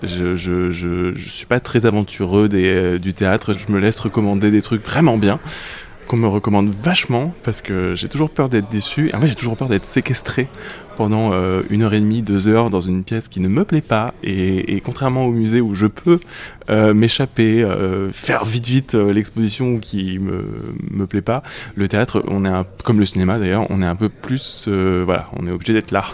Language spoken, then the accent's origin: French; Grenoble countryside, Auvergne-Rhône-Alpes, France; j'ai grandi dans la campagne grenobloise